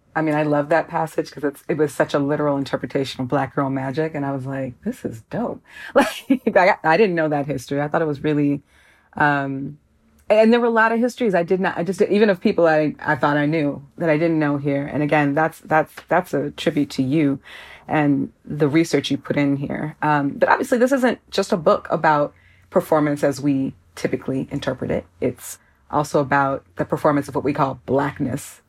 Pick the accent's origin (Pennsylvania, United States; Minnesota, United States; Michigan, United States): Minnesota, United States; Minneapolis; now in Chicago, United States; while I live in Chicago and was partially raised here, I'm from Minneapolis